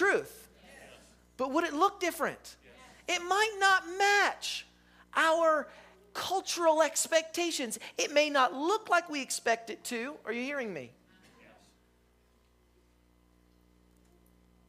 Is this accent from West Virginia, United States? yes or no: yes; West Virginia, United States; I'm from West Virginia